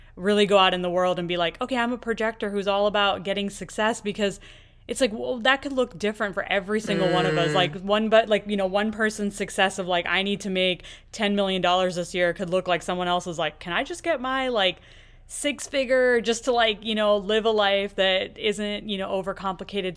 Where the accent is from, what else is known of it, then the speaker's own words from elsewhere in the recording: United States; I've pretty much grown up here in, in the U S